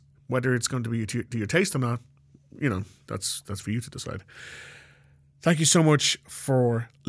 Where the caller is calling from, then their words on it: Ireland; I am calling from Ireland.